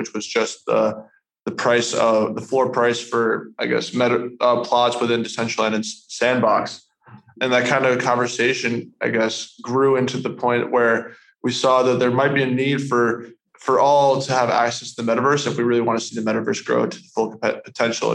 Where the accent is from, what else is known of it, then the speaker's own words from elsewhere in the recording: United States; I'm from the States